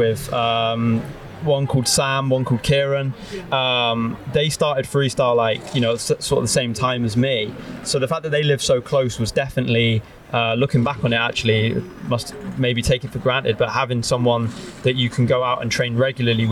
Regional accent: Bristol, South West England, United Kingdom; moved away as an adult; also born or lived in High Wycombe, Buckinghamshire; now in Manchester, United Kingdom; So I was born in High Wycombe, Buckinghamshire. I moved to Bristol at the age of 4. Lived most of my life in the north half of Bristol.

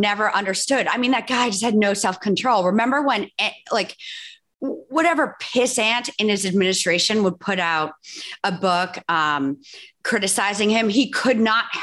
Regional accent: New York, United States; I'm from New York.

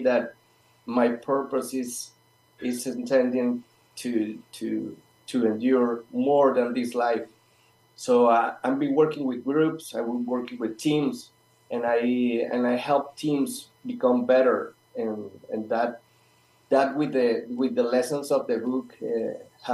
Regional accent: Colombia; now in Patagonia, Argentina; I'm pretty far from all of you, and I'm from Colombia

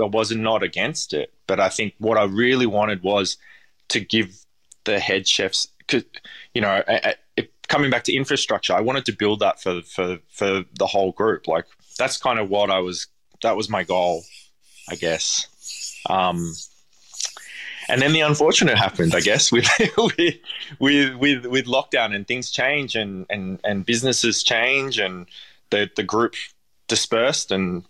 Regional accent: Parramatta, New South Wales, Australia; I grew up in Parramatta and it's nothing like it was now.

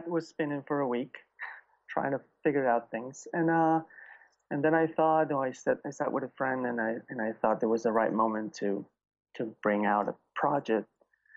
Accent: Venezuela; moved away as an adult; now in United States; I was born and raised in South America. And my family is Sicilian. And I was born in Venezuela

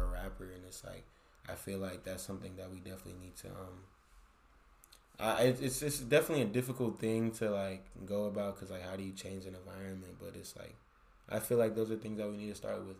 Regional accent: San Francisco, California, United States; from San Francisco, bro. I'm from the Bay

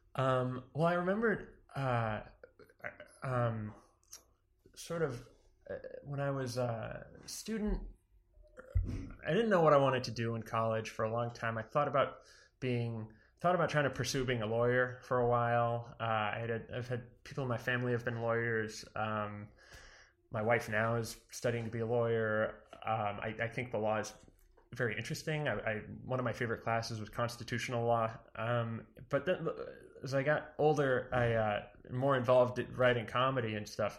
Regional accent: Weare, New Hampshire, United States; I'm from New Hampshire originally, a small town called Ware.

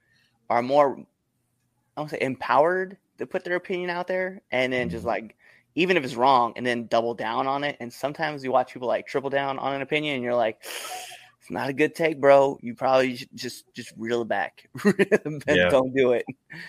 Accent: Scottsbluff, Nebraska, United States; moved away; Cheyenne, Wyoming is only 2 hours from my hometown.

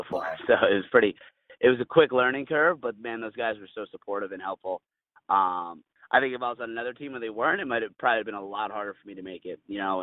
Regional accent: United States; I'm an American

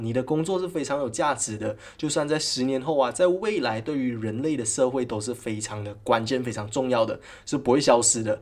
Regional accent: Malaysia; 在我们国家哦，马来西亚

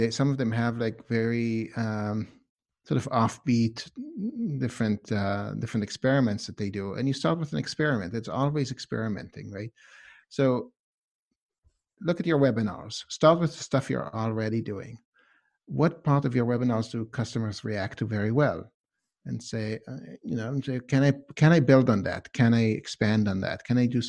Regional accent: Israel; also born or lived in Canada; now in Boston, United States; I lived in Canada for a couple of years too. I grew up speaking English in Israel, so I've got a chunk of that as well. And yeah, and then I've lived here in Boston

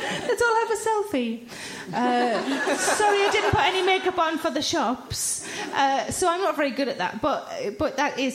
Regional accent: Tyneside, North East England, United Kingdom

